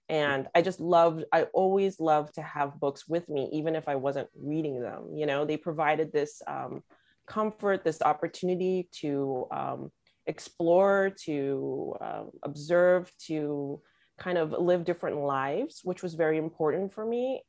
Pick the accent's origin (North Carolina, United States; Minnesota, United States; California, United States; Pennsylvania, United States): California, United States; Los Angeles; growing up being born and raised in Los Angeles